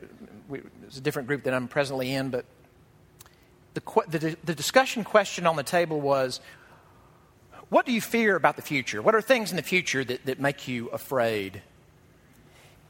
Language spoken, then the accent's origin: English; Jackson, Mississippi, United States; moved away; my hometown of Jackson, Mississippi